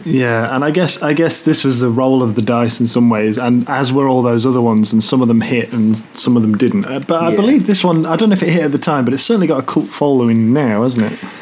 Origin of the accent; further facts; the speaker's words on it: United Kingdom; we're British